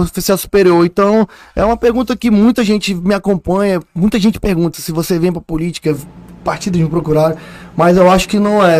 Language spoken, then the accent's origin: Portuguese; Manaus, Amazonas, Brazil; Um cara lá do Japim, lá da Japinlândia, da rua 54, lá número 80, lá onde o meu pai invadiu a minha casa